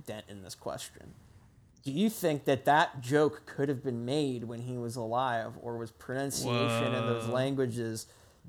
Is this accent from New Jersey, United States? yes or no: yes; New Jersey, United States; I'm from New Jersey